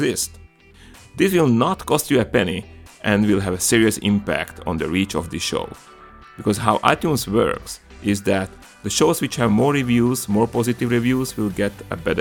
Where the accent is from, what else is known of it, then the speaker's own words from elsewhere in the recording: Komárno, Nitra Region, Slovakia; accent: Hungarian and Slavic influences; English is a second language; moved away as an adult; now in Marin County, United States; I'm originally from a small country in Central Europe called Slovakia, from a charming town on the bank of Danube called Komarno. And if my accent confuses you, it's because I belong to the Hungarian minority in Slovakia